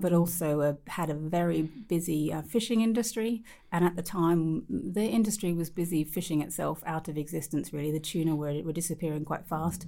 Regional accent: Australia; growing up in Australia

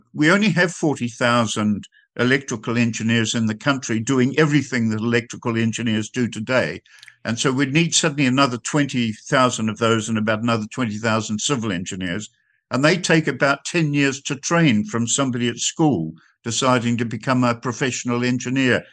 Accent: New Zealand; I come from New Zealand

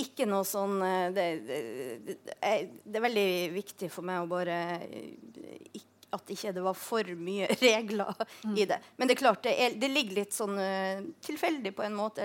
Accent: Tromsø, Troms, Norway; moved away; Jeg vokste opp i Tromsø.

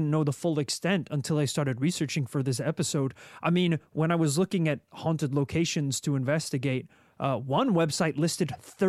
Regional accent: Savannah, Georgia, United States; born there; Even though I was born in Savannah, Georgia, you know, my knowledge about the place is a little bit limited.

